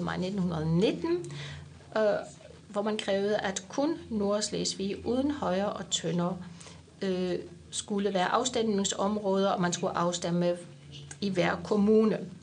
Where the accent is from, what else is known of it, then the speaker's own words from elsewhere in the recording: Swabia, Germany; moved away; jeg er født i Schwaben